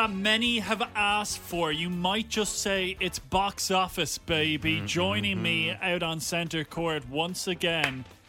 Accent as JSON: {"language": "English", "town": "Bray", "region": "Leinster", "country": "Ireland", "tie": "born or raised there", "said": "I missed out on Bray, my hometown. The town that I represent."}